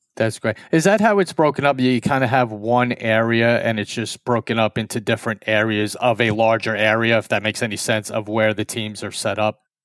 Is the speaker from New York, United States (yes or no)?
yes; New York, United States; we're two strangers from New York